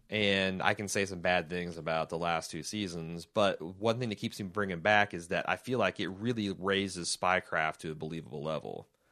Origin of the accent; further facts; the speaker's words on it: United States; we as American people